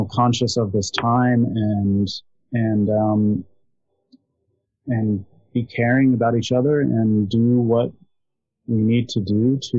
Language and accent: English; Los Angeles, California, United States; I grew up in East LA and in Los Angeles